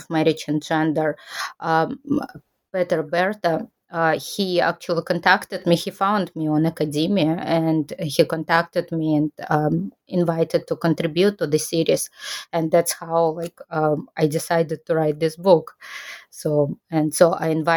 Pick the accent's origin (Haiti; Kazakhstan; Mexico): Kazakhstan; moved away as an adult; now in Japan